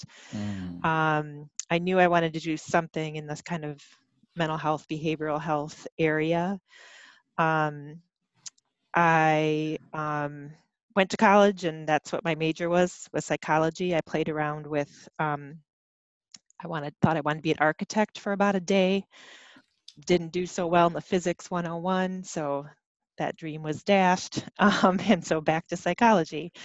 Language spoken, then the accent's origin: English; Michigan, United States; now in Madison, United States; I'm not from here originally, I'm from Michigan